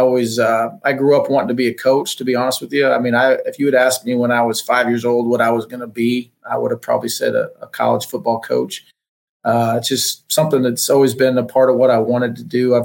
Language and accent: English; Nebraska, United States; moved away as an adult; now in Oklahoma, United States; Grew up on a farm in Nebraska, so I'm from the Midwest, but from a little town